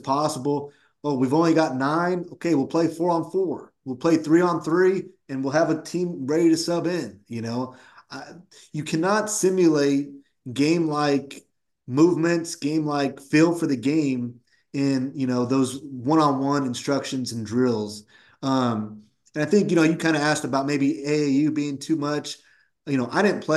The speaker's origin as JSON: {"language": "English", "town": "Woodland", "region": "California", "country": "United States", "tie": "born or raised there", "said": "I grew up in Woodland, California, which is about 20-25 minutes from UC Davis"}